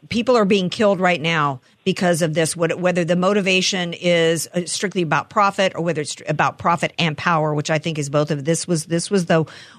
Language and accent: English; New Orleans, Louisiana, United States; I grew up in the South. I'm from New Orleans.